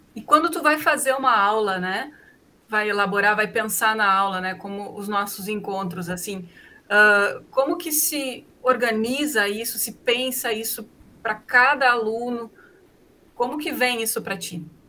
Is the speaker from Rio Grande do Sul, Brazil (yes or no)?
yes; Novo Hamburgo, Rio Grande do Sul, Brazil; eu morei a vida toda em Novo Hamburgo